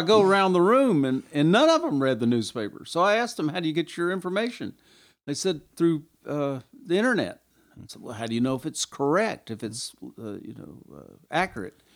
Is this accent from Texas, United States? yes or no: no; Kingsport, Tennessee, United States; moved away as an adult; when I came home and retired from the Army, came back to Kingsport